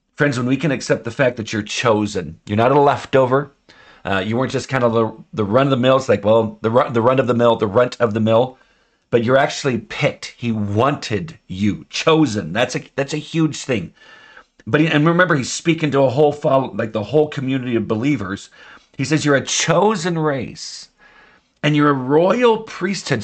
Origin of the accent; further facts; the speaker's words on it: United States; I'm an American